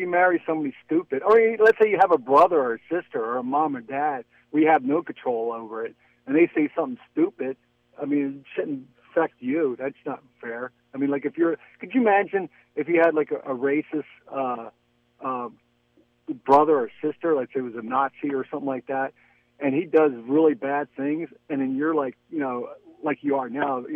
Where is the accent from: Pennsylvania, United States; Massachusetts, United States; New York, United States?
Pennsylvania, United States; Philadelphia; also born or lived in Lafayette, California; now in Orinda, United States; I grew up like in Philadelphia, which was a very a diverse city